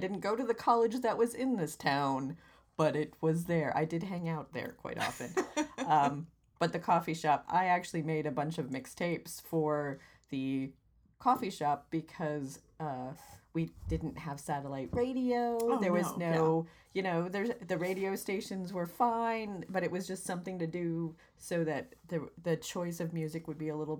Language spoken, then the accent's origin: English; Vermont, United States; moved away; also born or lived in New Hampshire; from where I grew up in Vermont